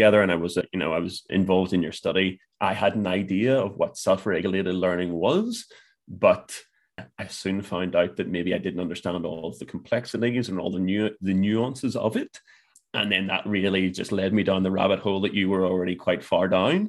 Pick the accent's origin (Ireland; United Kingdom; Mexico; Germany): Ireland; That's going to be a real challenge for me as an Irish man.